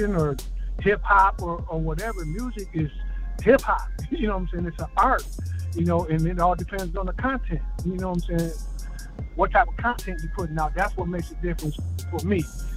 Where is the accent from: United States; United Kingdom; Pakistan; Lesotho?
United States; Flint, Michigan; Come from Flint, Michigan